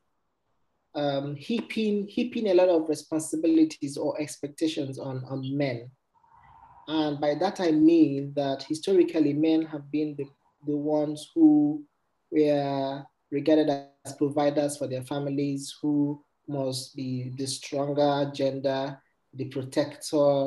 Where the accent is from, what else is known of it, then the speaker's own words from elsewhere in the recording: Nigeria; moved away; I went home to Nigeria, my home country.